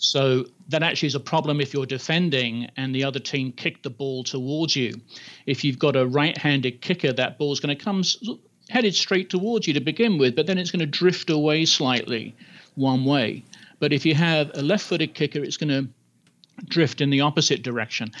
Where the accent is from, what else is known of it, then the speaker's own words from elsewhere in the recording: England, United Kingdom; I grew up in England, and so in high school you play a lot of rugby